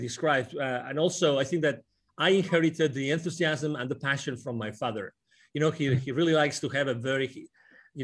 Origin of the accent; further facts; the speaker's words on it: near Barcelona, Catalonia, Spain; English is a second language; moved away as an adult; also born or lived in United Kingdom; now in Plano, United States; I was born near Barcelona.